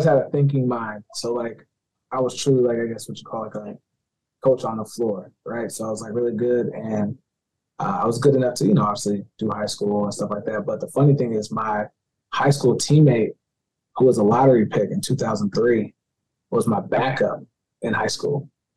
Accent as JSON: {"language": "English", "town": "Las Vegas", "region": "Nevada", "country": "United States", "tie": "born or raised there", "also_born_or_lived": "Oklahoma", "said": "I was born in Oklahoma. I grew up in Las Vegas. And when I moved to Vegas"}